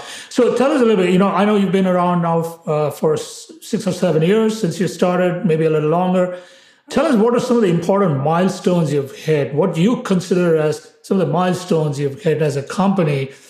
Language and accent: English; India; I was born and raised in India as well.